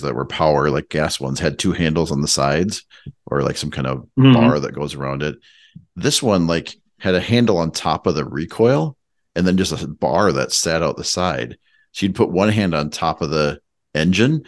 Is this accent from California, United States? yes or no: no; Minnesota, United States; I'm from Minnesota